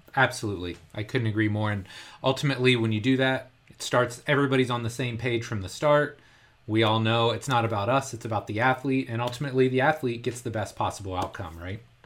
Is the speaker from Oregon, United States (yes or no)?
no; Indianapolis, Indiana, United States; the Indianapolis Colts, which is a really popular N F L team, it's my hometown team